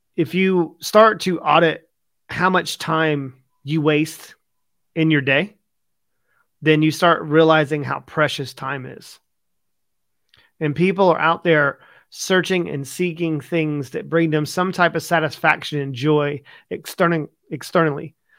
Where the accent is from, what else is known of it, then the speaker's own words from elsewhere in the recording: United States; now in United Kingdom; I'm from America